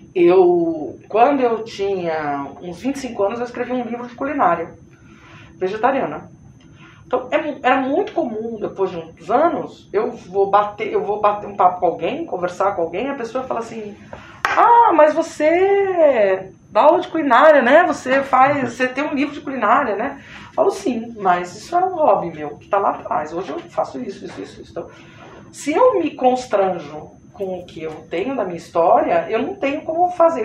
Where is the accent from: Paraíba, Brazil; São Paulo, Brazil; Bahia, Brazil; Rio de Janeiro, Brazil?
São Paulo, Brazil; moved away as an adult; now in Recife, Brazil; Eu sou paulista, trabalho aqui, estou eh, trabalhando aqui há nove anos no Nordeste.